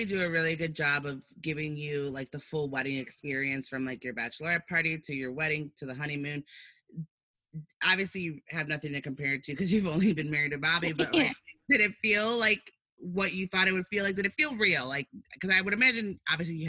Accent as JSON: {"language": "English", "town": "Chicago", "region": "Illinois", "country": "United States", "said": "I'm from Chicago."}